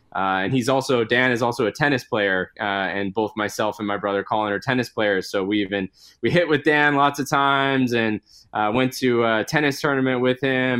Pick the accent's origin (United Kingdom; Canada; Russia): Canada; Edmonton, Alberta; now in Vancouver, Canada; I'm originally from Edmonton, Alberta, so I was back, back visiting my family a couple of weeks ago